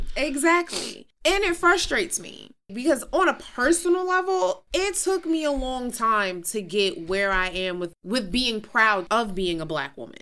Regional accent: New York City, New York, United States; I was Queens born and raised.

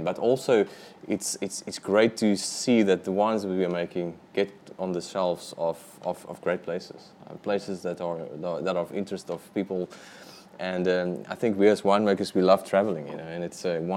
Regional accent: Hermanus, Western Cape, South Africa; also born or lived in Stellenbosch; I'm from Hermanus for the past 25 years

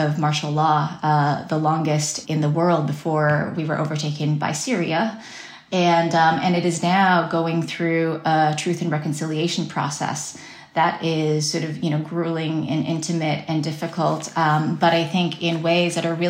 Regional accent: Taiwan; my home country, Taiwan

